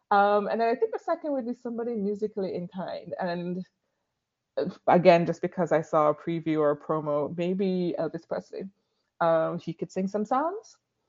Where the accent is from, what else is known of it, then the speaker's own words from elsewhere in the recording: Jamaica; I'm Jamaican.